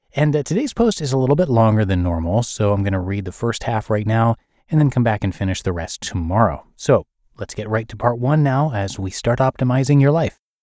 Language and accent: English; United States; my being American